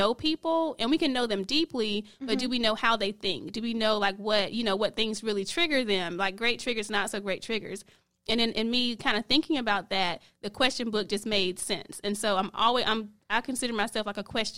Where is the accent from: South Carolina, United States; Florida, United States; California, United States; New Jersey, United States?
South Carolina, United States; now in Charlotte, United States; I'm originally from South Carolina. Been in Charlotte for a few years.